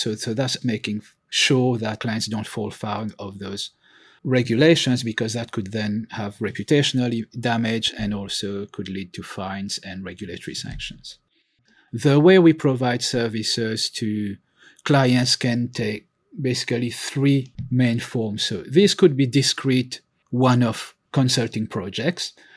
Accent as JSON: {"language": "English", "country": "Mauritius", "also_born_or_lived": "continental Europe", "moved": "yes", "lives_now": "United Kingdom", "said": "I'm originally from Mauritius. I've lived and worked in five countries, inc-, that includes the U K, as well as in continental Europe and emerging markets."}